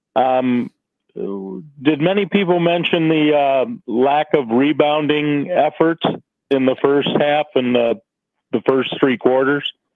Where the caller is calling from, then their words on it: Michigan, United States; I'm calling from Michigan.